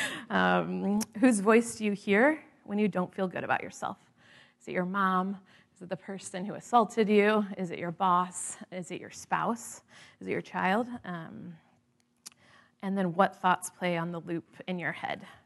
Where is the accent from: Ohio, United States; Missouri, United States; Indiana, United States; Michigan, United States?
Indiana, United States; the Midwest; moved away; growing up in the Midwest